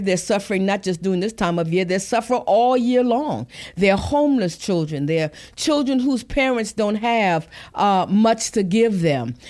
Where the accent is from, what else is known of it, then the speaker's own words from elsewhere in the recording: Lincolnville, South Carolina, United States; growing up in Lincolnville, South Carolina